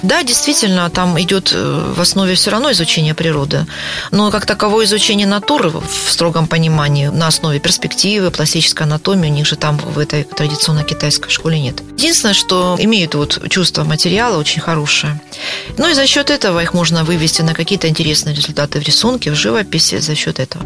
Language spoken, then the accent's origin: Russian; Grozny, Chechnya, Russia; also born or lived in Prague, Czechoslovakia; now in Rostov-on-Don, Russia; сама родом из Грозного